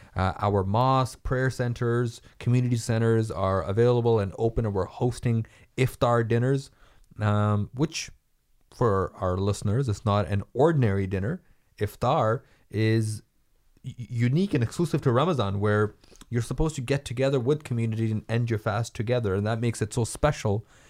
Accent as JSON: {"language": "English", "country": "Canada", "said": "we as Canadian"}